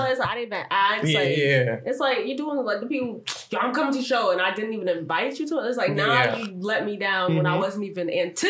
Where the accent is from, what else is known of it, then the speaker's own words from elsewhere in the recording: Jamaica; I'm Jamaican too.